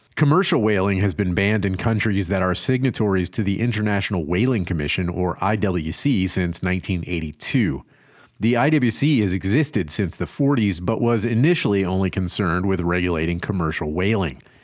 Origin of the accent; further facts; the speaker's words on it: Louisiana, United States; moved away; I'm from Louisiana